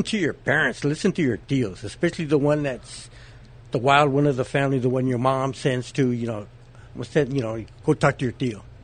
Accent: Phoenix, Arizona, United States; born here and raised here.

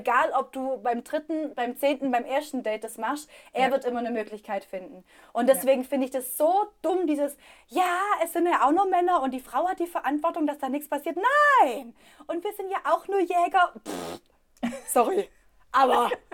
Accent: Swabia, Germany; accent: Swabian; moved away; also born or lived in Berlin; ich rede Schwäbisch

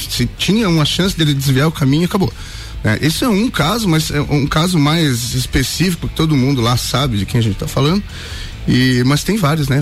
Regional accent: Curitibanos, Santa Catarina, Brazil; moved away as an adult; now in Lages, Brazil; Eu não sou lagiano, sou de Curitibanos, moro em Lages apenas cinco anos

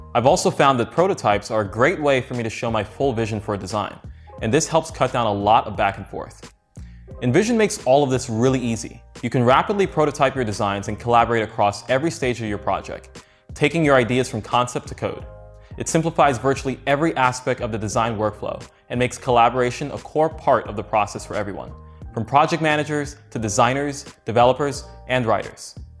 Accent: New York, United States; moved away as an adult; now in San Francisco, United States; I was born in New York

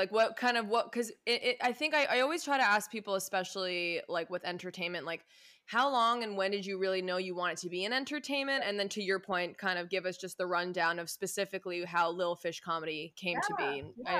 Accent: Westchester, New York, United States; we're both from Westchester, New York

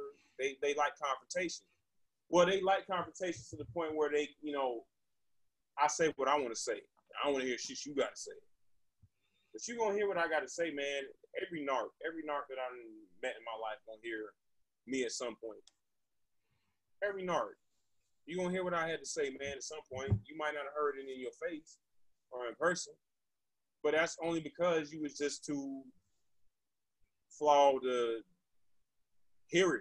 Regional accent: the South, United States; I'm from the South

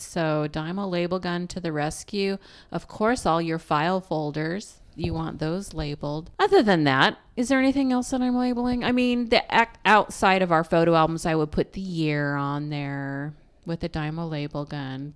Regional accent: Pacific Northwest, United States; we're from the Pacific Northwest

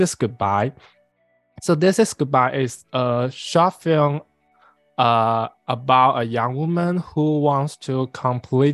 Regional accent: Guangzhou, Guangdong, China; moved away as an adult; also born or lived in San Francisco; I'm from Guangzhou, China.

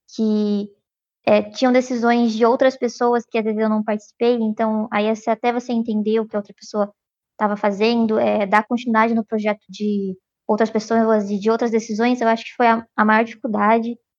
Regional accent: Piracicaba, São Paulo, Brazil; moved away as an adult; now in São Carlos, Brazil; eu sou de Prascava

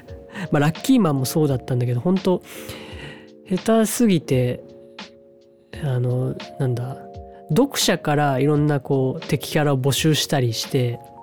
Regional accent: Matsumoto, Nagano, Japan; born or raised there; also born or lived in Takaoka, Toyama; now in Toyama, Japan

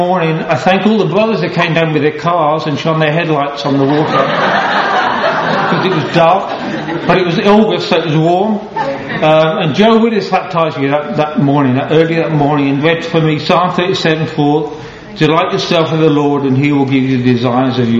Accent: Halesowen, West Midlands, United Kingdom; also born or lived in Bromsgrove; I was born in Bromsgrove 53 years ago on Thursday, and I was raised in Hales Owen. So technically I'm a black country boy

